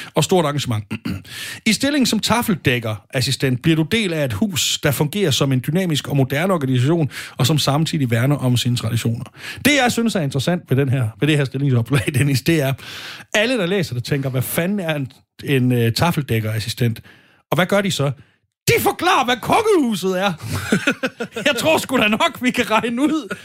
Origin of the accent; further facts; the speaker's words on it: Stevning, Southern Denmark, Denmark; Jeg er selv fra Sønderborg. Det vil sige, det er jeg ikke, men jeg er fra Alsøen, hvor Sønderborg primært ligger. Fra Nordals, fra Nordborg. Nej, heller ikke faktisk. Fra Stævning, ikke så langt fra Gudrup